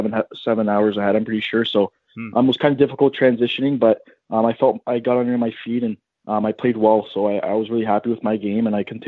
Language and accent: English; Stoney Creek, Ontario, Canada; I'm from Stoney Creek, Ontario